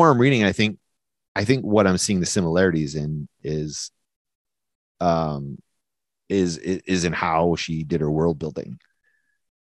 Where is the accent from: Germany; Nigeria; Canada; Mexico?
Canada; New Brunswick; accent: New Brunswick; Sounds like a New Brunswick person talking, and that's how I talk, because I'm from New Brunswick